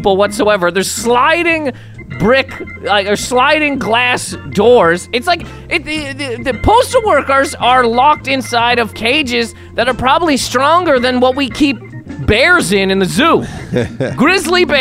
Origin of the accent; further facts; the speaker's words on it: Canada; now in United States; I am full-on Canadian. Maple syrup runs through my veins